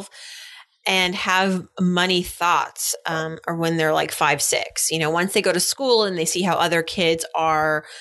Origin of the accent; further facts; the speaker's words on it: Massachusetts, United States; I remember growing up in Massachusetts